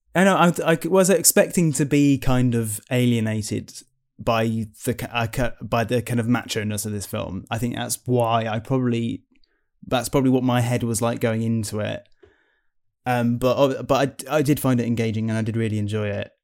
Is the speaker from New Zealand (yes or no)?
no; United Kingdom; being British people as well, uh, you know, our attitude to our country is very different to America